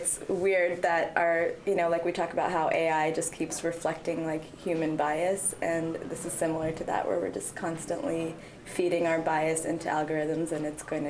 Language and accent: English; Florida, United States; people who think very differently than I do that maybe I grew up with in Florida